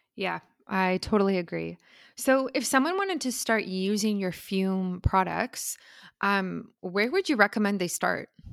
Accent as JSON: {"language": "English", "country": "South Africa", "moved": "yes", "said": "I'm originally from South Africa"}